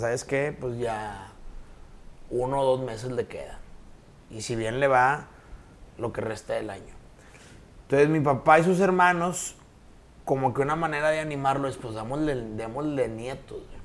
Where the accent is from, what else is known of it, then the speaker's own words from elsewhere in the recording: Nuevo León, Mexico; de niño yo estudié en el Colegio San Patricio por una sencilla razón. Vivía enfrente.